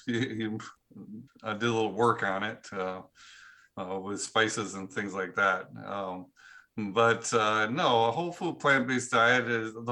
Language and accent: English; Cashmere, Washington, United States; I live close to my hometown is a small town called Cashmere, Washington